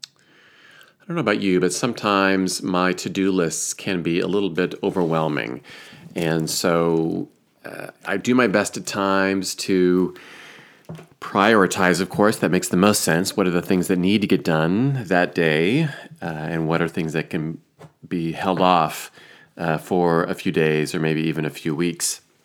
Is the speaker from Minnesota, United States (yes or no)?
no; Iowa, United States; moved away; also born or lived in Chicago; my home state of Iowa